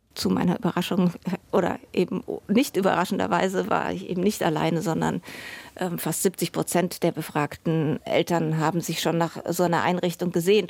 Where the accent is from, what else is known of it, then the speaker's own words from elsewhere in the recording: Germany; bei uns in Deutschland